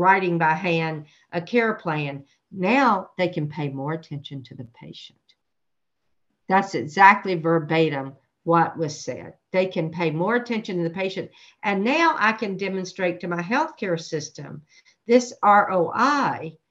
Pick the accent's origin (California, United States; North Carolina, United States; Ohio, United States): North Carolina, United States; I'm from North Carolina